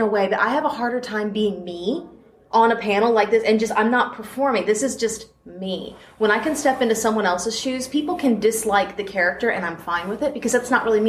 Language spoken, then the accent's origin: English; Tennessee, United States; also born or lived in Kokomo, Indiana; I've lived in Tennessee since I was 6.